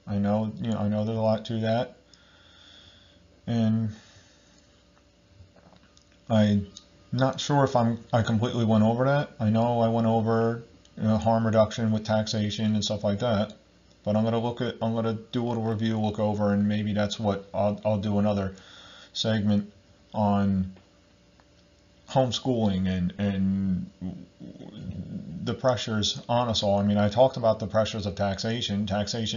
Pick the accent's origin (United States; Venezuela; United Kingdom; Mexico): United States; I'm from America